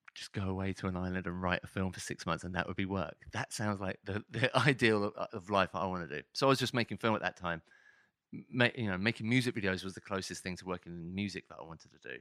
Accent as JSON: {"language": "English", "town": "Hitchin", "region": "East of England", "country": "United Kingdom", "also_born_or_lived": "London", "moved": "yes", "said": "I was from a l, a small town just north of Hitch, uh, north of London called Hitchin"}